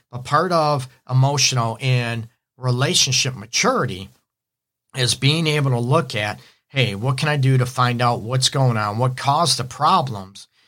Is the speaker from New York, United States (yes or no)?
no; Detroit, Michigan, United States; I'm actually from, uh, Detroit. I'm in Metro Detroit, my offices in Southfield.